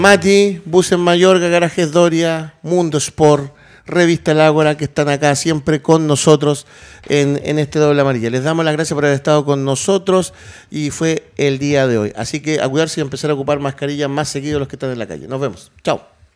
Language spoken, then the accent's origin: Spanish; Chile; como chilenos